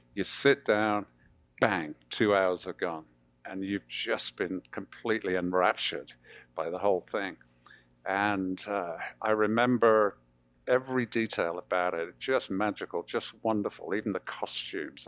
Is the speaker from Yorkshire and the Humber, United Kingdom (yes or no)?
no; Birmingham, West Midlands, United Kingdom; also born or lived in Coventry; August 1959, we moved to Birmingham, uh, which was just the month before I started at primary school